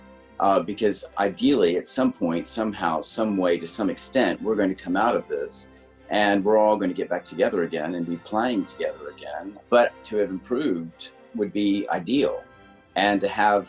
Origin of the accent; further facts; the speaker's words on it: United States; moved away; I'm an American